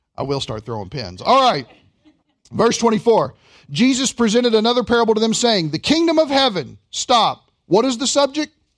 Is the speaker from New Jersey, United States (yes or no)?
no; Kentucky, United States; I'm from Kentucky